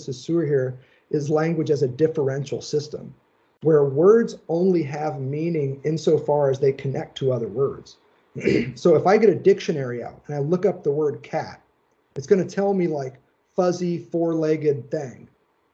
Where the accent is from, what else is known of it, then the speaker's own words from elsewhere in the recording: Indiana, United States; I'm from Indiana